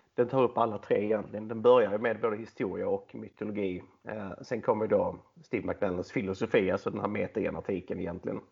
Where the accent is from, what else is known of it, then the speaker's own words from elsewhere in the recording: Skåne, Sweden; jag är skåning, 34 år gammal